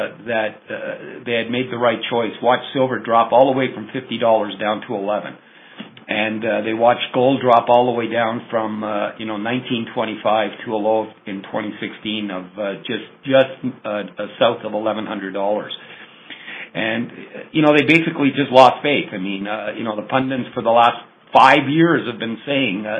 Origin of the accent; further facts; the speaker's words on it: Canada; I'm Canadian